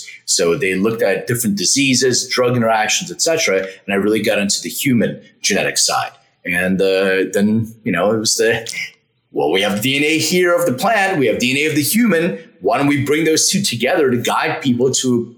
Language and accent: English; Philadelphia, Pennsylvania, United States; now in Los Angeles, United States; I'm from Philadelphia originally. I live in LA now.